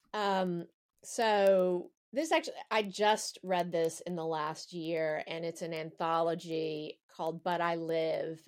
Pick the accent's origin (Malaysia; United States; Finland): United States; the American South; I'm from the South and I have a lot of religious baggage